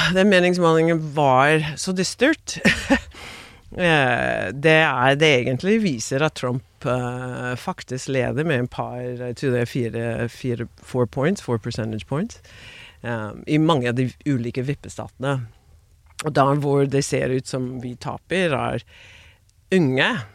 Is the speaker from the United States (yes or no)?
yes; Maryland and DC area, United States; born or raised there; Norwegian is a second language; moved away as an adult; also born or lived in Queens, New York; now in Norway